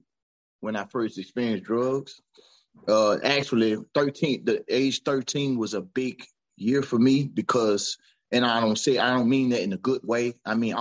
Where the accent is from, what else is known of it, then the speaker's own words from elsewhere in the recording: Franklinton, Louisiana, United States; also born or lived in Amite, Louisiana / Slidell, Louisiana; I'm from Franklinton, Louisiana, smaller town, southeast